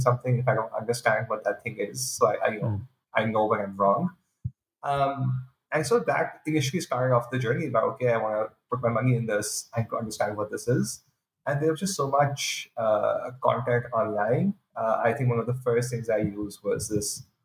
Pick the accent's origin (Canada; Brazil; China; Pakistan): Pakistan; moved away as an adult; now in United States; I'm originally from Pakistan, been in the US for the past few years